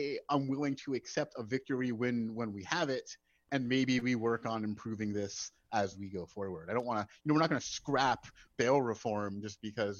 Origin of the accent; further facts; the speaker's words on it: Asbury Park, New Jersey, United States; I am from Asbury Park, sir. … country.